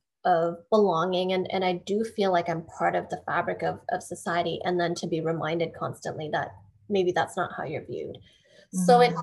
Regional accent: Canada; my identity as an Asian Canadian.

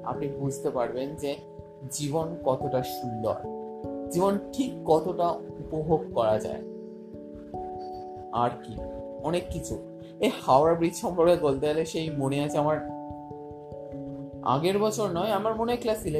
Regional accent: Belur, West Bengal, India; বললাম যথারীতি আমার বাড়ি বেলুড়ে

